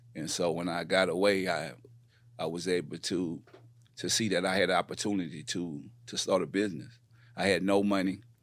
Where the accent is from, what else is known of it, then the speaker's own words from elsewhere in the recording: New Orleans, Louisiana, United States; moved away as an adult; also born or lived in Houston / Richmond, California; I come from New Orleans, uh, born and raised